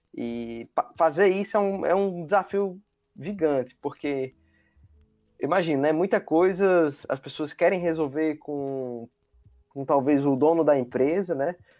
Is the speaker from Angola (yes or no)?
no; Northeast Region, Brazil; eu sou nordestino